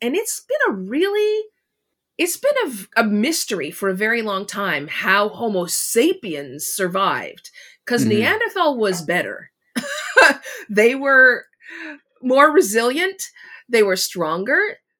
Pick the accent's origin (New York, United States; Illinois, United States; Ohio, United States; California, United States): California, United States; Los Angeles; I mean, I live on the East Coast of the U.S., but I grew up in Los Angeles, so in my cooking, I use a lot of different kind of peppers